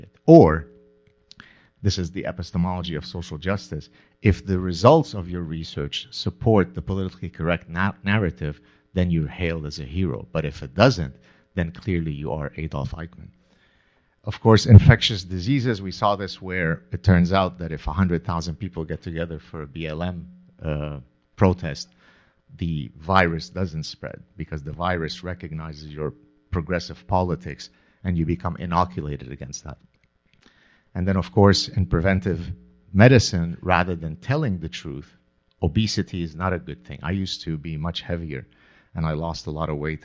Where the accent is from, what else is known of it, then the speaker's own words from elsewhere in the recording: Lebanon; moved away; also born or lived in Canada; growing up in the Lebanese Civil War